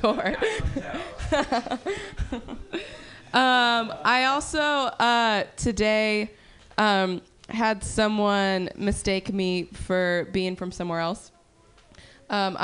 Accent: Sacramento Valley, California, United States; I'm from the Sacramento Valley

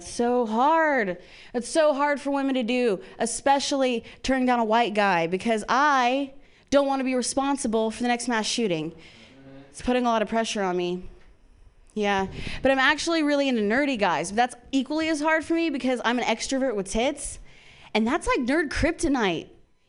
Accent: Midwest, United States; Yeah, I grew up in the Midwest and I have two moms.

